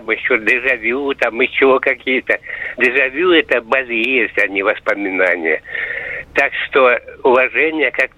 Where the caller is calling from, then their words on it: Pyatigorsk, Stavropol Krai, Russia; Миша, я из Пятигорска.